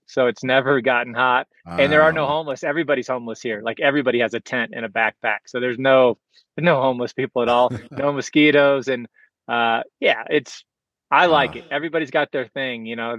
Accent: Charleston, United States; also born or lived in Florida / Castle Valley, Utah; now in Vermont, United States; I grew up in Charleston and lived in Florida

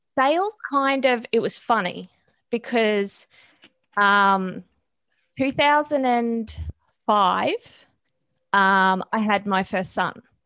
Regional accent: Australia; I am Australian

